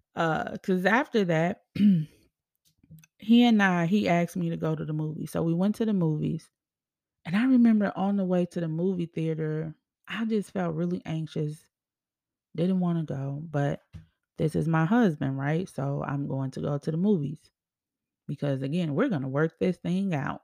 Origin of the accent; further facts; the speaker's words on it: Chicago, Illinois, United States; moved away as an adult; also born or lived in Arizona; Me in Arizona, away from my home state, home city, Chicago